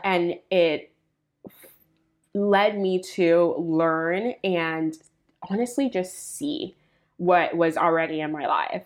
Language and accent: English; Puerto Rico; now in United States; I was born in Puerto Rico